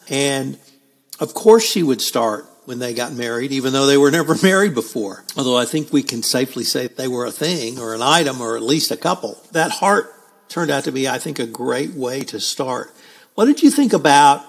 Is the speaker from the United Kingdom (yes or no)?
no; United States; we heathen Americans